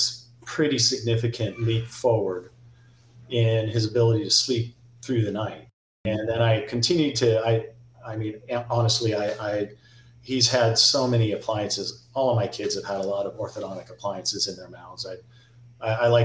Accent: Encinitas, California, United States; I grew up in Encinitas

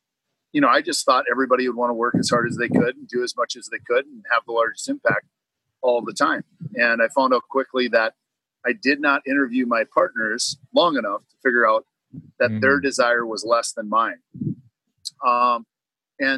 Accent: Minnesota, United States; moved away as an adult; now in Florida, United States; I grew up in Minnesota, and finally, after 38 years of freezing

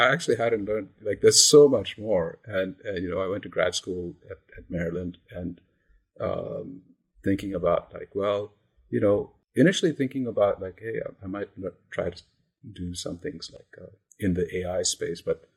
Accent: India; moved away as an adult; also born or lived in Massachusetts, United States; I grew up in India, and I came to the US as an undergrad

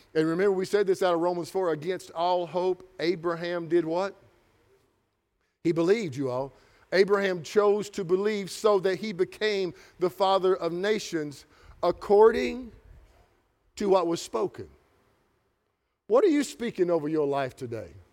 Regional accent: Kentucky, United States; I'm from Kentucky

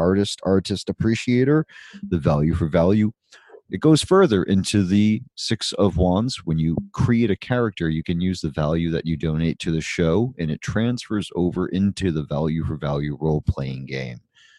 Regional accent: United States; But, you know, I'm American.

